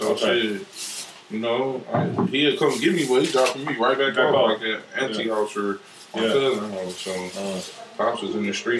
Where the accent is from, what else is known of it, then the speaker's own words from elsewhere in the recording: Milwaukee, Wisconsin, United States; I was born and raised, man, from a project. My project's Hillside.